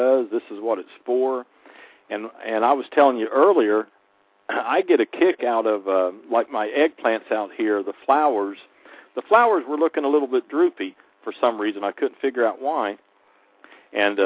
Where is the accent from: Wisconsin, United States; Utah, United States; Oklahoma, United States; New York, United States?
Oklahoma, United States; I grew up in Oklahoma around farming and everything